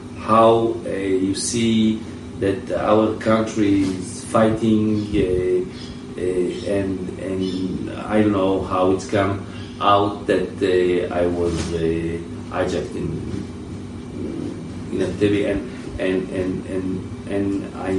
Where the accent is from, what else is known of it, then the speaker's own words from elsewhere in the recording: Israel; born there; first language French; English is a second language; also born or lived in France; I was born in Israel, but I lived in France for about 20 years. {S0} Wow! {S2} And my native language is French, so you can hear maybe.